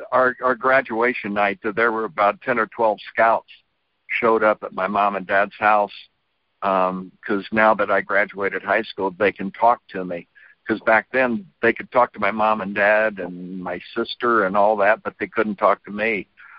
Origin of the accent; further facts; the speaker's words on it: Terre Haute, Indiana, United States; Well, Terre Haute was not the most cosmopolitan town. We were basketball first and other sports second.